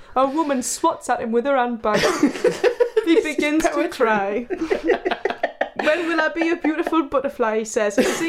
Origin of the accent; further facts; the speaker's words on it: North East England, United Kingdom; But I'm from like 30 minutes away from Sunderland, if you can believe that.